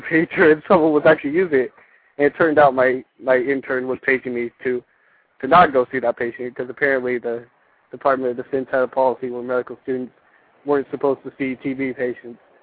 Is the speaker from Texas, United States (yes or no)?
yes; San Antonio, Texas, United States; also born or lived in California; I'm originally from San Antonio